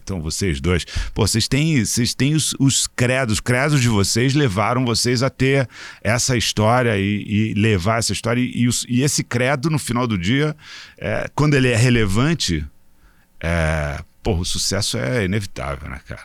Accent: Rio de Janeiro, Brazil; Eu sou é, carioca

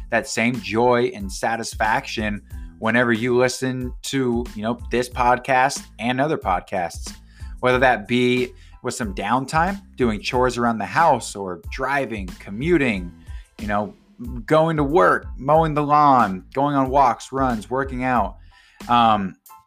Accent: Gig Harbor, Washington, United States; my hometown of Gig Harbor, Washington

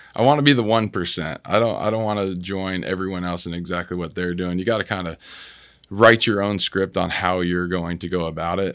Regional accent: Washington, United States; moved away as an adult; also born or lived in Clearwater, Florida / New Jersey / California / Houston, Texas; I'm from Washington State

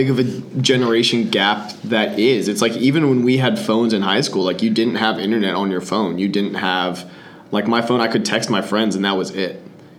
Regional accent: United States; born or raised there

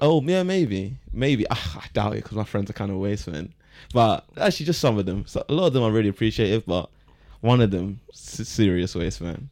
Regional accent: Croydon, London, United Kingdom; I'm from Croydon, I work in that office

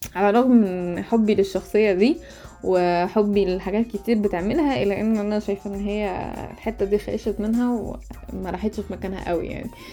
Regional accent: Egypt; احنا عرب مصريين

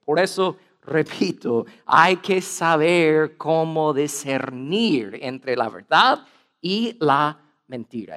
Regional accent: United States; Spanish is a second language; soy gringo

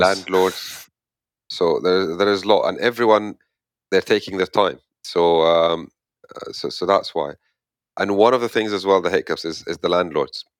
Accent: Egypt; moved away as an adult; where I come from, I come from Egypt

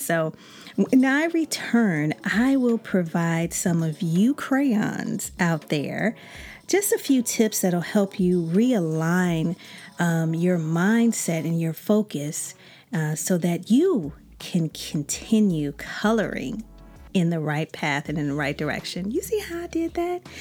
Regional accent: Chicago, Illinois, United States; I'm from Chicago

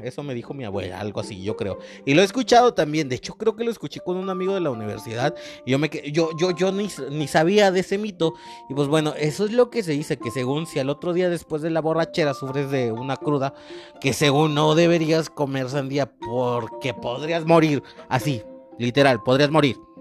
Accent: Mexico; yo como mexicano

